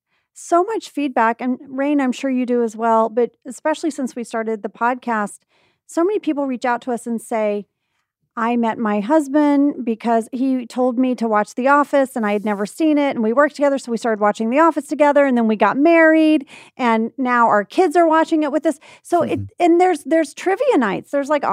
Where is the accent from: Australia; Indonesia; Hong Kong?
Indonesia; And then I told you that I grew up in Indonesia and you didn't believe me at first.